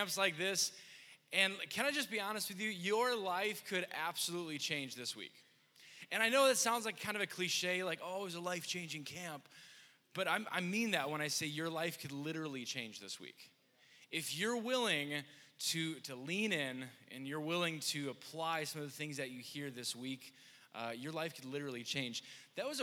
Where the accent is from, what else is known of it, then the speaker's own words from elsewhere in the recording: Wisconsin, United States; I'm from Wisconsin